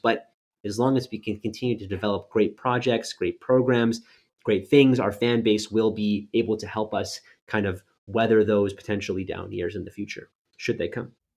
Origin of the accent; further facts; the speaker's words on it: Winnipeg, Manitoba, Canada; moved away as an adult; also born or lived in Halifax, Nova Scotia; originally born and raised in Winnipeg, Manitoba